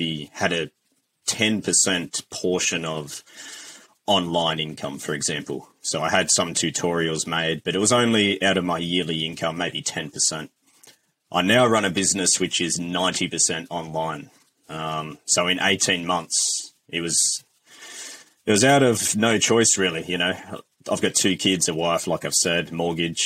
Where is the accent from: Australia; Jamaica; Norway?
Australia; now in New Zealand; I'm an Aussie